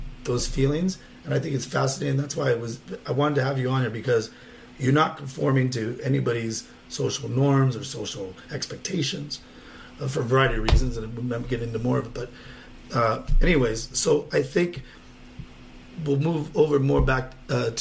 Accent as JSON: {"language": "English", "town": "Whittier", "region": "California", "country": "United States", "tie": "born or raised there", "said": "from where I grew up in Lobby, and Whittier."}